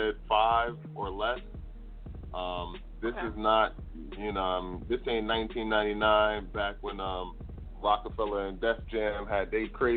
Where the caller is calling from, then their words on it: Bloomfield, New Jersey, United States; also born or lived in New Brunswick; I'm calling from New Jersey